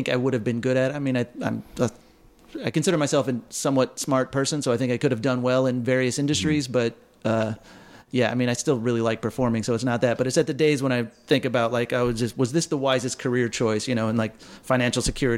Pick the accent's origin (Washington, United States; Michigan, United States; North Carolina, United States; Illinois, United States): Illinois, United States; Waukegan; I'm from Waukegan, Illinois, and my band right after college, we were all from Waukegan